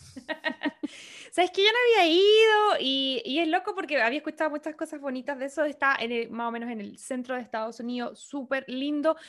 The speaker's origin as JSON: {"language": "Spanish", "country": "Chile", "also_born_or_lived": "Antarctica", "moved": "yes", "lives_now": "California, United States", "said": "nosotros como chilenas estamos acostumbrados a que el fin de año es, eh, qué sé yo, calorcito, empieza el verano"}